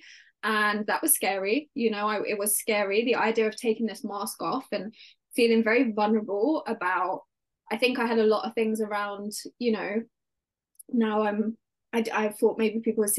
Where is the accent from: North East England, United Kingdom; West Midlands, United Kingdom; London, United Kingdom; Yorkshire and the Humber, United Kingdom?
London, United Kingdom; accent: British; I grew up in London in the UK and I'm an only child